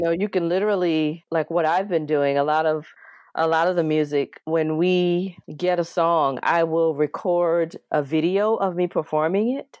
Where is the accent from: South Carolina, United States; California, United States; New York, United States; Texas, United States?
South Carolina, United States; an elementary school in my hometown of South Carolina